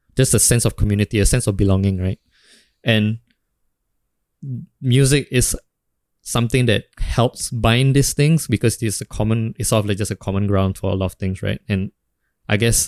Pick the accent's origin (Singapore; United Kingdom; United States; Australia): Singapore; I grew up in Singapore, but my dad is in Indonesia, like working